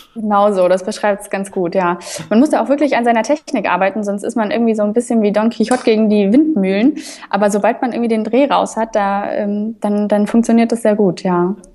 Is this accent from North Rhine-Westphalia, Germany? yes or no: no; Munich, Bavaria, Germany; now in Erfurt, Germany; ich bin zum Beispiel in, in München aufgewachsen, ich komme aus Bayern